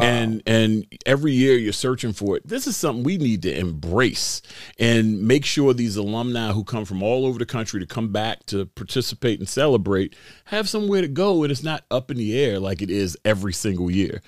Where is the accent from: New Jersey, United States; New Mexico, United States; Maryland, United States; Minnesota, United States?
Maryland, United States; Baltimore; I grew up right here in Baltimore